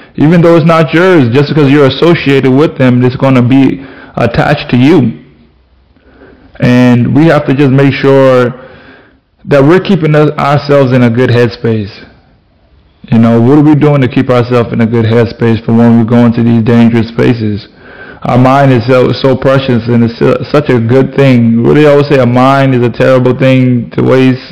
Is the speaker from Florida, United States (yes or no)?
yes; Florida, United States; I'm from Florida.